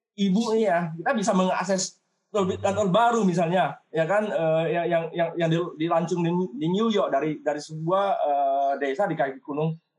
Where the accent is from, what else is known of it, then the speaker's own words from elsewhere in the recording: Bangka Belitung Islands, Indonesia; moved away as an adult; also born or lived in Yogyakarta; saya sebagai orang Bangka